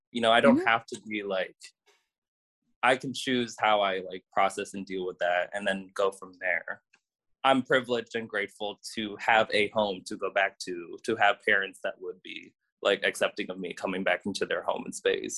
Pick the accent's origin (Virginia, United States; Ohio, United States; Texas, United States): Ohio, United States; Cleveland; my brothers and I, we were all born and raised in Cleveland